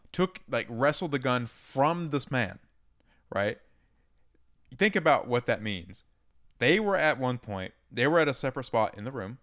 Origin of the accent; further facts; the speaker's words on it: Georgia, United States; I grew up in Georgia